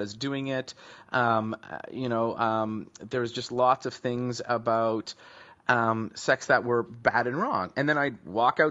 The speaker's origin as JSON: {"language": "English", "town": "Vancouver", "region": "British Columbia", "country": "Canada", "tie": "born or raised there", "said": "I grew up back in Vancouver, British Columbia, in Canada"}